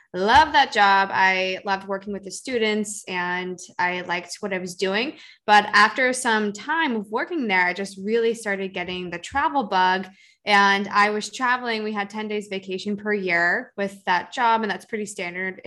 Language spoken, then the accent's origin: English; Seattle, Washington, United States; moved away as an adult; now in California, United States; I grew up in the Seattle area in the suburbs